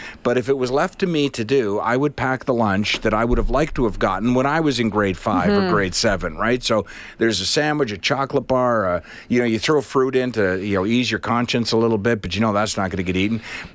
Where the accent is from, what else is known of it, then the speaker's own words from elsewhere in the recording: Charlottetown, Prince Edward Island, Canada; I grew up in Charlottetown, Prince Edward Island.